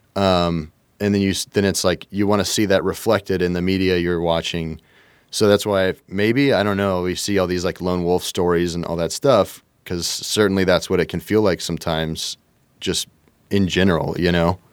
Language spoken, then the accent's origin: English; Kentucky, United States; I'm from Kentucky